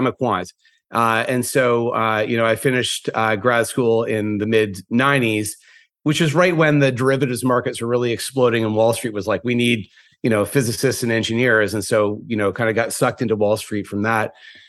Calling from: New York, United States; I'm calling from the Upper West Side of Manhattan from my home office.

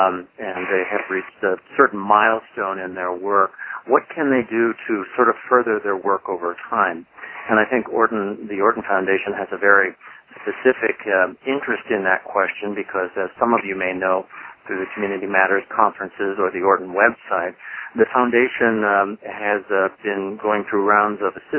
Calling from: Bend, Oregon, United States; I'm phoning in from Bend, Oregon today in the high desert of Central Oregon.

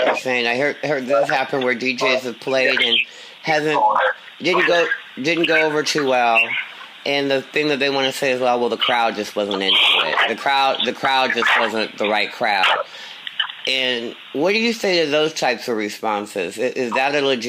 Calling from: San Francisco, California, United States; I'm calling you from San Francisco

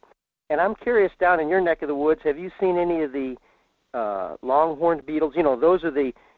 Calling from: Fairbanks, Alaska, United States; in Fairbanks.

